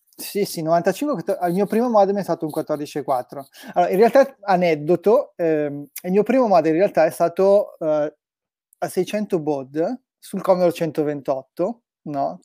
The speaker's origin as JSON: {"language": "Italian", "town": "Brescia", "region": "Lombardy", "country": "Italy", "moved": "yes", "said": "io sono di Brescia originario, eh, mm-hmm. abitavo ancora a Brescia"}